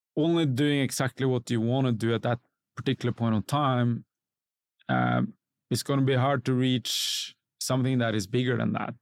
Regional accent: Norway; moved away as an adult; now in Singapore; growing up in Norway

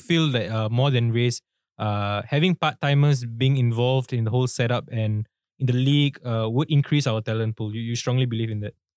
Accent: Singapore

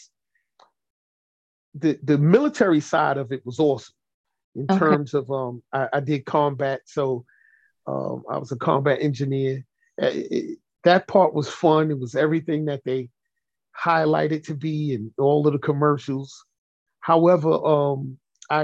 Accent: New York City, New York, United States; I was born and raised in Brooklyn

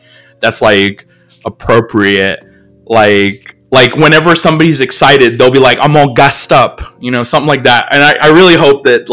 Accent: United States; us as Americans, like, we have accents

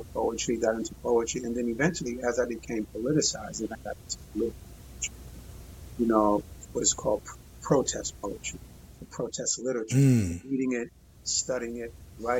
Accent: New York City, New York, United States; also born or lived in Harlem, New York / Brooklyn, New York; I was born in Harlem, raised in the Bronx

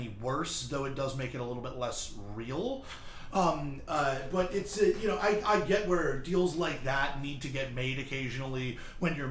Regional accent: Philadelphia, Pennsylvania, United States; I'm from Philly

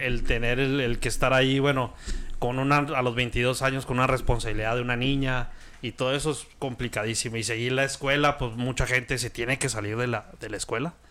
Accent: Chihuahua, Mexico; Soy de Chihuahua

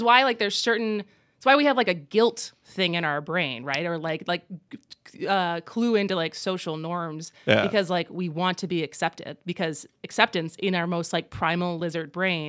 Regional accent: Madison, Wisconsin, United States; also born or lived in California / New York; Yeah, I was born in Madison.

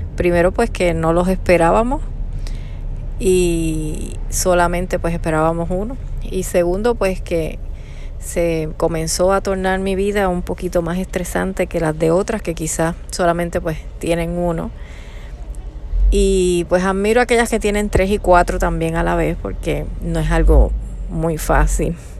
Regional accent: Puerto Rico; moved away as an adult; now in United States; Nosotros somos de Puerto Rico. Y actualmente pues estamos residiendo en Estados Unidos

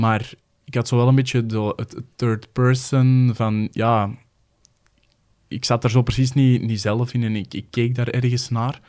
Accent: Kempen, Belgium; ik ook van de Kempen ben

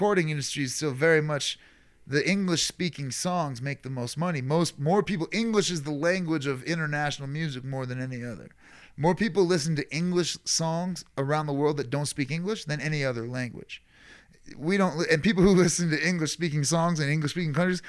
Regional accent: Ireland; us being Irish

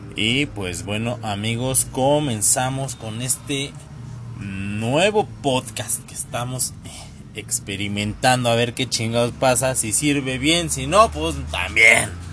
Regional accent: Tlalnepantla, State of Mexico, Mexico; soy de Tlalnepantla

